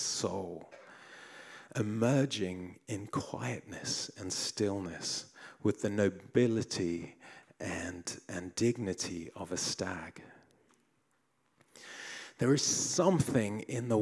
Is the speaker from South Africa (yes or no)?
yes; South Africa; as a boy growing up in South Africa